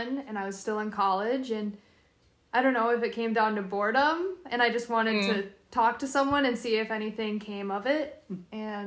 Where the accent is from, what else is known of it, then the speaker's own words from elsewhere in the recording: Iowa, United States; I'm 22, and I grew up in a small town in Iowa